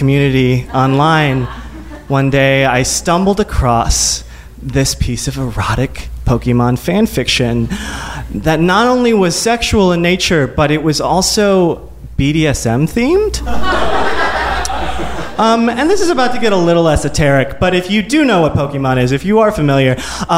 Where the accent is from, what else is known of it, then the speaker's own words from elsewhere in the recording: Midwest, United States; growing up in the Midwest, in a very evangelical Christian home